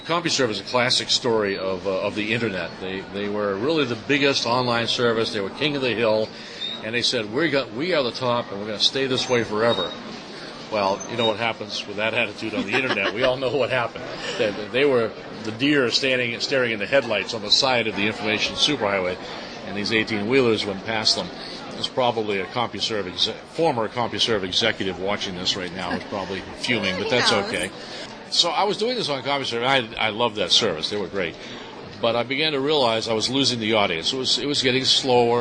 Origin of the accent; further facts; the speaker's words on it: East Coast, United States; I'm from the East Coast.